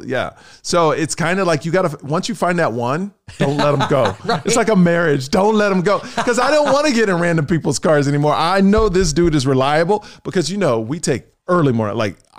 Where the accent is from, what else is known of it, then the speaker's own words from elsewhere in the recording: Texas, United States; I'm from Texas, where humidity is the worst.